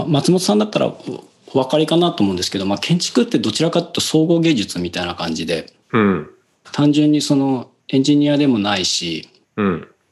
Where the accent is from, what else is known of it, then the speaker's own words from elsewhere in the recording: Seto, Aichi, Japan; 小中はだからそのせ、いわゆる瀬戸市って言われる、まあ自分の地元の中で